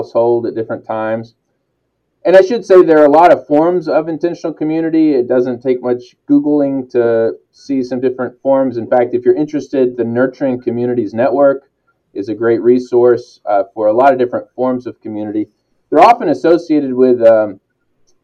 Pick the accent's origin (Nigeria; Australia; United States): United States; West Kentucky; I grew up some in West Kentucky, and it's a tobacco community